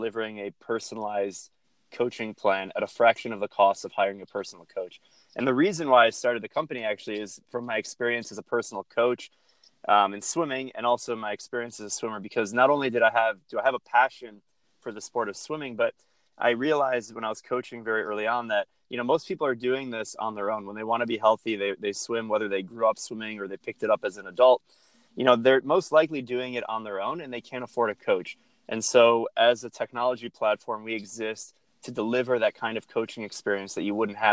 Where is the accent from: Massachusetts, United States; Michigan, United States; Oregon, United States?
Michigan, United States; Detroit; I'm from Detroit, Michigan, suburb of Detroit, born and raised.